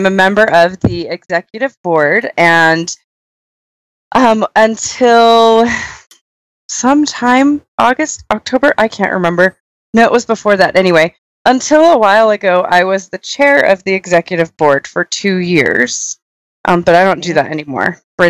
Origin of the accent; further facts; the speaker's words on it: California, United States; now in Utah, United States; I'm from California, but I've been here long enough and married a native